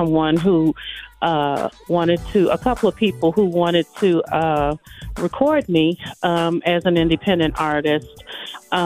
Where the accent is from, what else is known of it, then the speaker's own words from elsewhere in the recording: Chicago, Illinois, United States; moved away as an adult; also born or lived in Nashville, Tennessee; born and raised in Chicago, and I relocated to Nashville